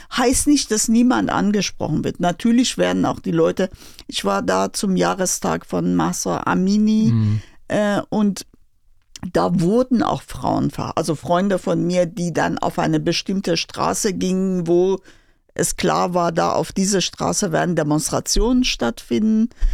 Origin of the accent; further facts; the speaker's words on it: Tehran, Tehran Province, Iran; German is a second language; moved away as an adult; also born or lived in Berlin, Germany; now in Schlenzer, Germany; ich komme aus Teheran. Ich habe immer in Großstadt gelebt.